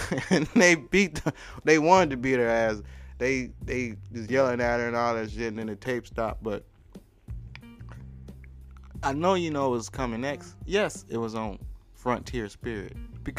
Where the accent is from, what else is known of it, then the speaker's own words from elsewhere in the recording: New Zealand; you're Australian, I'm from New Zealand.